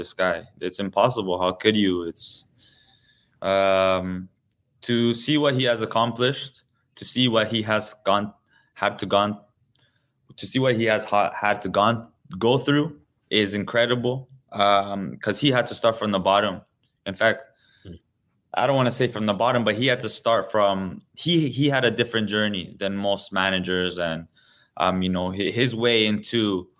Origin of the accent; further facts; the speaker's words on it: Toronto, Ontario, Canada; I've been truly blessed to play my whole career in my hometown